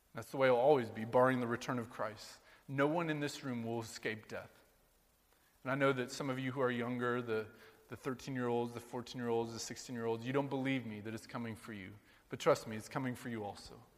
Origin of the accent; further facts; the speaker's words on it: Sheraton, Iowa, United States; now in New York, United States; growing up in Sheraton, Iowa, all the good old times back in rural Iowa growing up